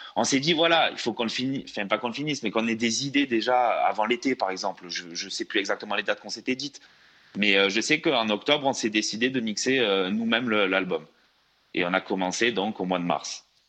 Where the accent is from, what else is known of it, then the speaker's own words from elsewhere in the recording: France; on est, on est français. On est français